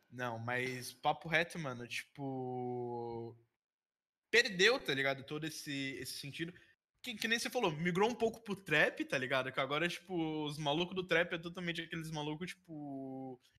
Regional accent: Rio de Janeiro, Brazil; accent: carioca; Agora puxando meu sotaque carioca.

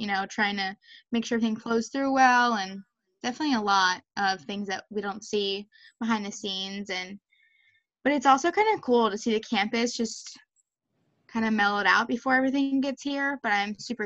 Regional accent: Maryland, United States; I'm from Maryland

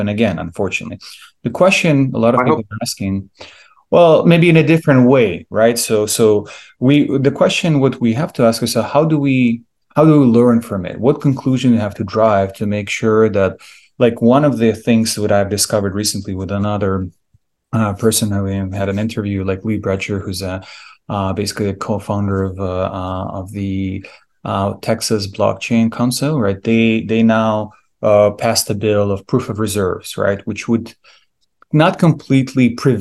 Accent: Ukraine; moved away; I'm from Ukraine originally

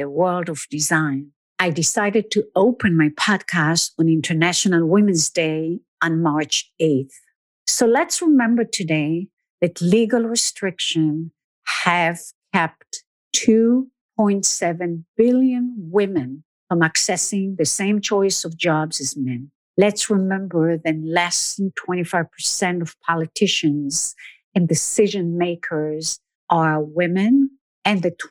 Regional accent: Israel; moved away as an adult; now in New York, United States; I grew up in Israel and moved to New York in my early 20s.

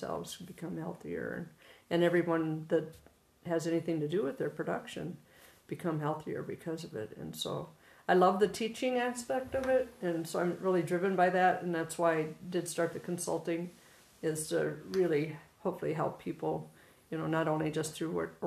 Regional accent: Michigan, United States; now in Montana, United States; I am from Michigan originally and was born in agriculture and just loved every minute of my upbringing and the experiences that I had on the farm in Michigan

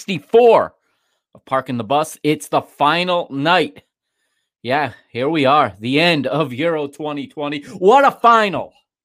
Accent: United States; as an American here, you know, a Portuguese American living here in the United States

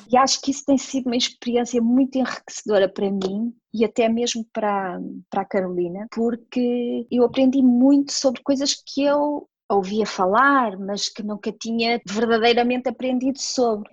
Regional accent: near Porto, Norte, Portugal; moved away as an adult; now in Dubai, United Arab Emirates; sou natural de Valdecâmara, que é assim uma cidade muito pequenina ali perto do Porto, mais ou menos a meia hora do Porto, por isso sou uma menina do Norte

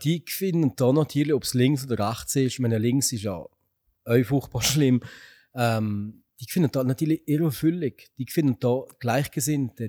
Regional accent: Upper Valais, Switzerland; wir Walliser, Oberwalliser, wir sind Walliser

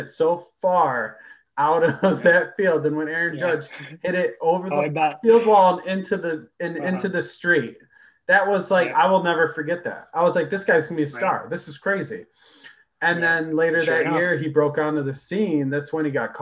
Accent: Geneva, New York, United States; I grew up in Geneva

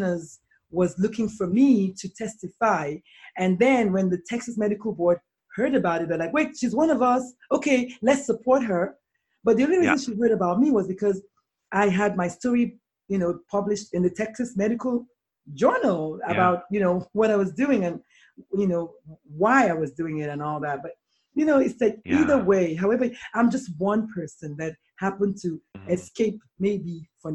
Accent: Nigeria; I'm a Nigerian black female.

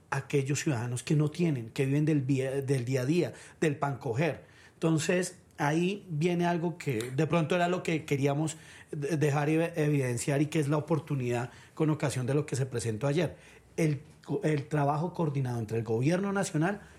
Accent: Colombia; Y quiero empezar diciendo que aquí todos somos colombianos

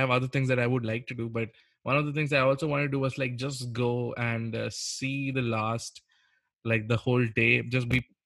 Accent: India; I'm an Indian

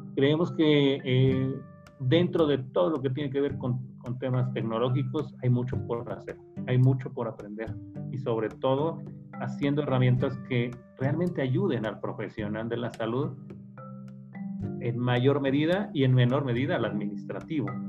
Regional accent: Mexico City, Mexico; soy originario de la Ciudad de México

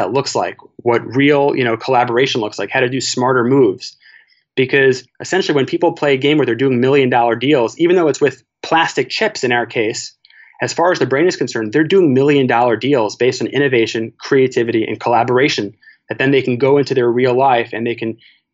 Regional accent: New York, United States; I did everything from elementary school to high school and college, growing up in New York, to a really good family.

